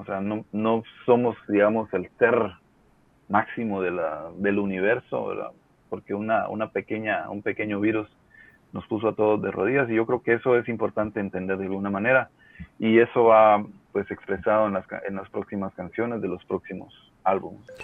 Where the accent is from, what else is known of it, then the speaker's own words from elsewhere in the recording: Guatemala; todos somos guatemaltecos